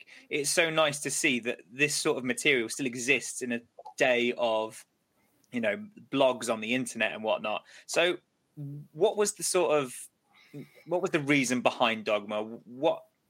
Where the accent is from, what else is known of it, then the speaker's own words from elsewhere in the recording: Burgess Hill, South East England, United Kingdom; I'm from Burgess Hill